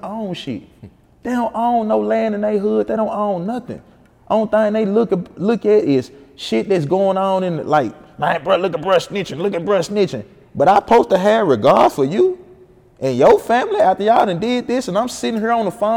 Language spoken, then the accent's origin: English; Memphis, Tennessee, United States; I'm from Memphis, or I'm from Fraser, I'm from this place